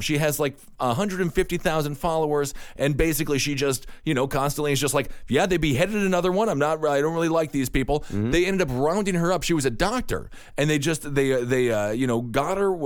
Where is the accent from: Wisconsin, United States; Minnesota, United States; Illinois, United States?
Wisconsin, United States; now in New York City, United States; I'm from Wisconsin. We both live in New York City. But at the end of the day, uh, we still have those old small town morals.